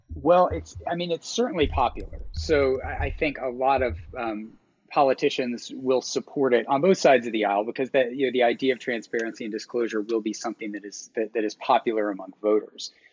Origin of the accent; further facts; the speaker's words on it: Georgia, United States; moved away; I'm from Georgia. My parents still live there.